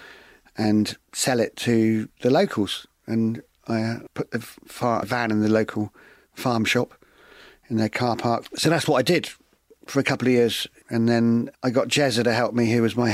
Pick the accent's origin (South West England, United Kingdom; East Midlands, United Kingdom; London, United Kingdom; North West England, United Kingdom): South West England, United Kingdom; West Bay; since I was a young kid growing up in West Bay